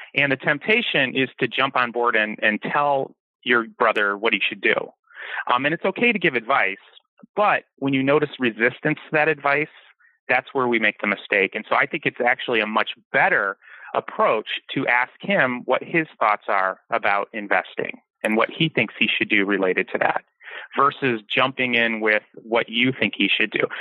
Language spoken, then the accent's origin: English; Detroit, Michigan, United States; now in Kauai, United States; I grew up in Detroit